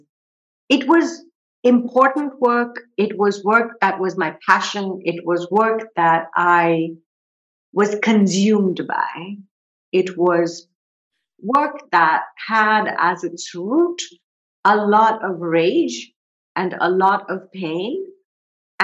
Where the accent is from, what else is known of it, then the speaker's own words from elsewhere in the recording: Kolkata, West Bengal, India; I grew up in India. I grew up in Calcutta, which is now called Kolkata.